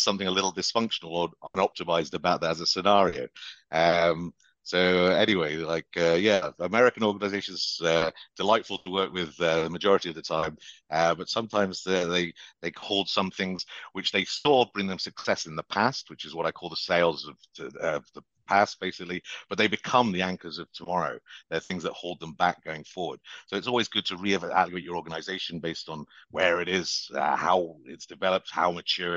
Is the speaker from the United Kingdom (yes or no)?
yes; United Kingdom; moved away as an adult; now in United States; You can tell from my accent, I'm originally from the UK, and as I say, I worked all over the world. The last 7 years here in the US